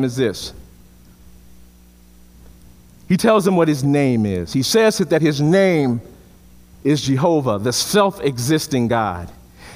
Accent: Chicago, Illinois, United States; I'm from Chicago.

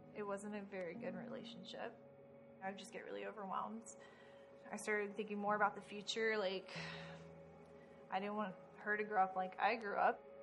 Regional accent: Florida, United States; also born or lived in Richmond, Indiana; My mother moved me to Florida when I was five.

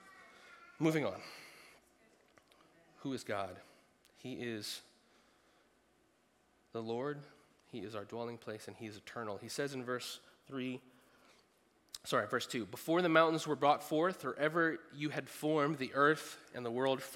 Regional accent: United States; being an American

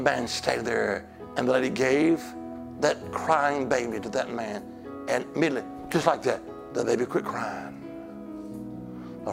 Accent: Alabama, United States; now in Virginia, United States; I'm originally from Alabama, the Holy Land

